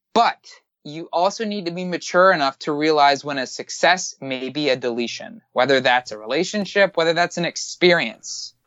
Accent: Miami, Florida, United States; I'm from Miami

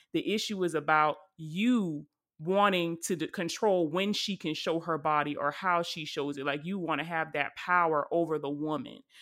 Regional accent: Charleston, South Carolina, United States; my hometown at the church in Charleston, South Carolina

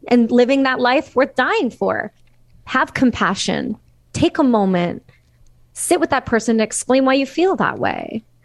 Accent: Canada; as a Canadian citizen

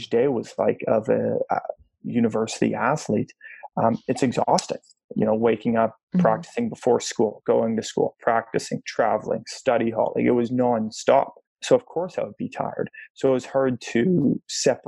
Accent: Toronto, Ontario, Canada; I grew up here in Toronto, Canada, in an absolutely loving house.

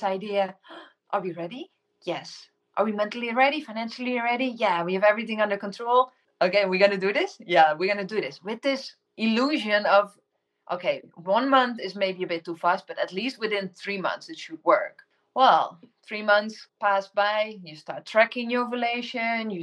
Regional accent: Netherlands; first language Dutch; English is a second language; moved away as an adult; also born or lived in Indonesia; I'm originally from the Netherlands.

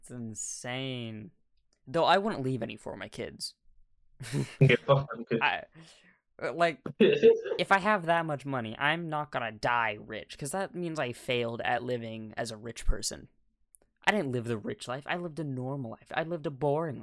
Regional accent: United States; that's what I am, an American. True American right here.

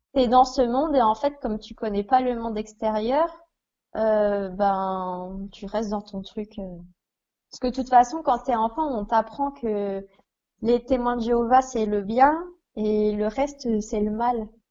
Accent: Besançon, Bourgogne-Franche-Comté, France; j'ai 23 ans et j'ai grandi donc à Besançon

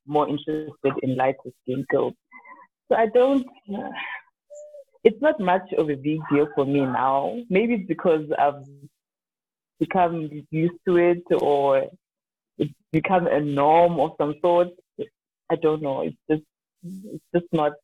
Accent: Limpopo, South Africa; I grew up in Limpopo

